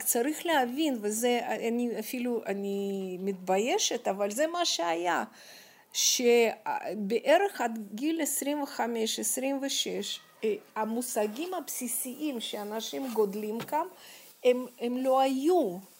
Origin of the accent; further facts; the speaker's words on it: Moscow, Russia; Hebrew is a second language; moved away as an adult; also born or lived in Kyiv, Ukraine / Jerusalem, Israel; now in Israel; נולדתי בקייב, כי אימא שלי, אה, רצתה להוליד אותי בקרבת משפחתה, ואז אחרי שלושה חודשים, אה, חזרנו למוסקבה. ושם בעצם, אה, גרתי שלושים שנה